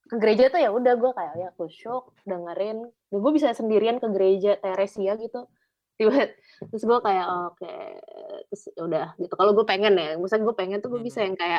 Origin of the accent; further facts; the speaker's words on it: Cibubur, Indonesia; Gue anak Cibubur soalnya.